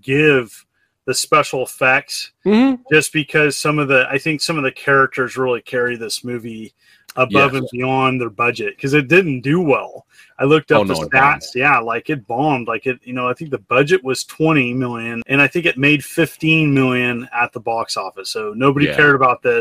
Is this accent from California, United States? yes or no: yes; Cottonwood, California, United States; my hometown of Cottonwood in California